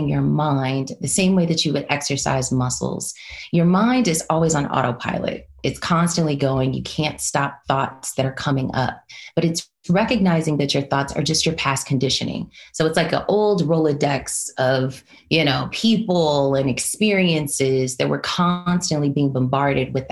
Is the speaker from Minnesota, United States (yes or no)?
no; Los Angeles, California, United States; I am originally from Los Angeles, California, born and raised